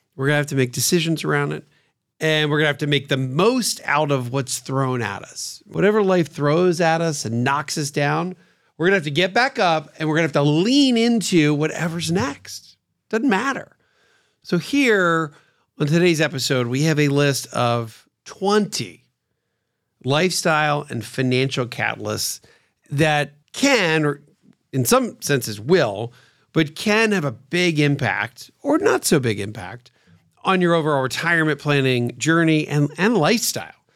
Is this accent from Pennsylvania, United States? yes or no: yes; Pennsylvania, United States; Growing up in Pennsylvania, where I grew up